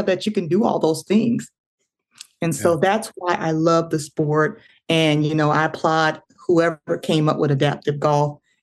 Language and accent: English; Florida, United States; moved away as an adult; I was in Florida because I'm originally from Florida